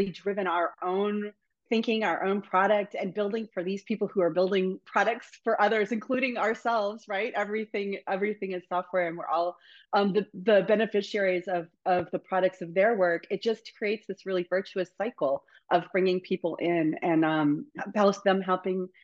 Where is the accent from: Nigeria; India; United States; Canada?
United States; Northern Virginia; moved away as an adult; now in Boston, United States; So I grew up in Northern Virginia.